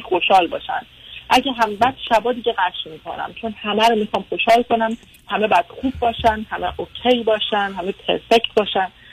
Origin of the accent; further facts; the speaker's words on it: Iran; moved away as an adult; now in London, United Kingdom; تو ایران بزرگ شدم دانشگاه رفتم